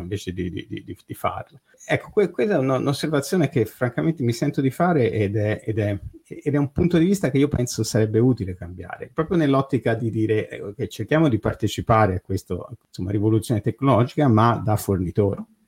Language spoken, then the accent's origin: Italian; Italy